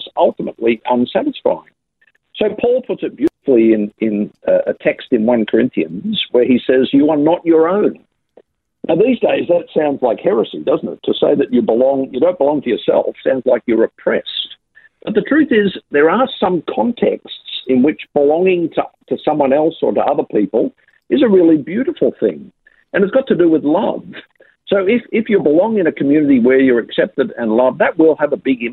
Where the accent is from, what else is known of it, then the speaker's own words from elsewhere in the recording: Sydney, New South Wales, Australia; Grew up in working class Sydney.